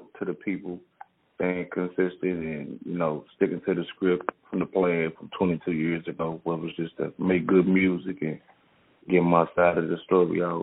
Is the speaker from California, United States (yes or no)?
no; St. Louis, Missouri, United States; also born or lived in Chicago; I was born in Chicago, but I was raised in St. Louis, Missouri, all throughout the city